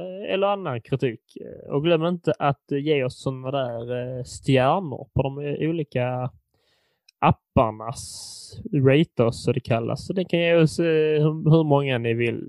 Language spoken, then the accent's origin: Swedish; Furulund, Skåne, Sweden; min hemstad Furulund